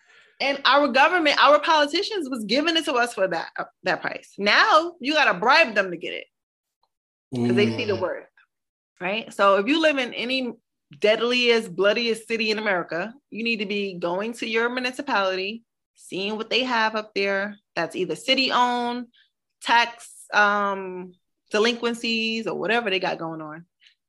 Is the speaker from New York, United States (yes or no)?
yes; Brooklyn, New York, United States; Because I'm from Brooklyn. I was born in Brooklyn. And I knew what it felt like not to be able to live in Brooklyn again because it was too expensive, right?